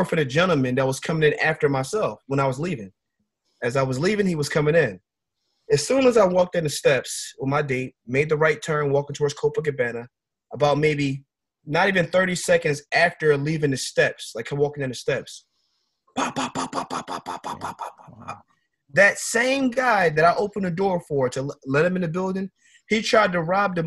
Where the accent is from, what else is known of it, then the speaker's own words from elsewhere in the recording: Philadelphia, Pennsylvania, United States; Where I grew up in North Philadelphia